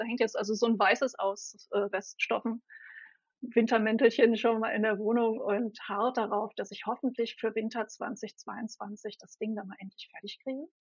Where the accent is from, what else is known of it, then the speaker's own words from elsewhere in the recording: Berlin, Germany; Ich bin eine waschechte Berliner Pflanze und für alle, die es dann noch präziser wissen wollen, eine Ostberliner Pflanze